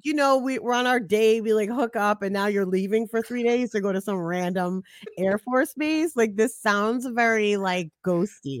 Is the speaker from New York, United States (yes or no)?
yes; New York City, New York, United States; now in Charlotte, United States; I'm from Brooklyn, New York. I'm from Flatbush